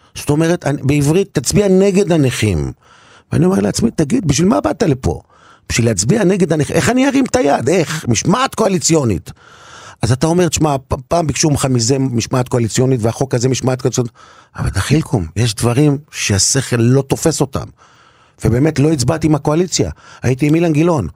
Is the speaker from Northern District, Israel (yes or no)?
yes; Kiryat Shmona, Northern District, Israel; moved away; אני בתור ילד, בבית הכנסת בקריית שמונה, אבא שלי היה גבאי של בית כנסת גדולה מאוד ומרשימה מאוד בקריית שמונה